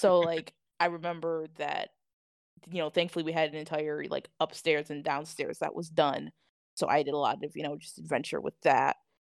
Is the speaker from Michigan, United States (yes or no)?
yes; Flint, Michigan, United States; also born or lived in Grand Blanc, Michigan / Davison, Michigan; I was born in Grand Blanc. I grew up in Flint. I lived in Flint for a good chunk